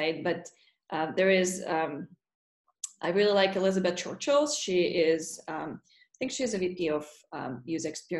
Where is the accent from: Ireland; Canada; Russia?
Russia; moved away as an adult; also born or lived in Murmansk, Russia / Black Sea coast, Russia; now in United States; Yeah, so I grew up in Russia, and I was 18 when I moved from the state from Russia to the States.